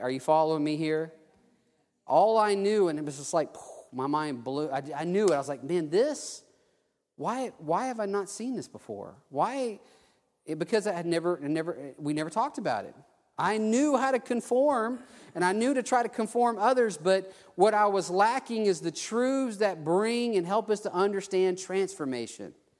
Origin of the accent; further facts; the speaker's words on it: Theodore, Alabama, United States; also born or lived in Mobile, Alabama / South Texas; I was able to come to my hometown